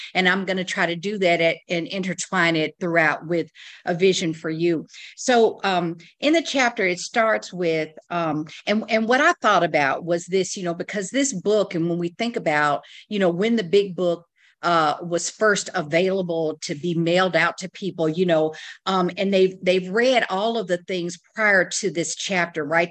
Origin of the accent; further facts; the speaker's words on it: the South, United States; I was raised in the South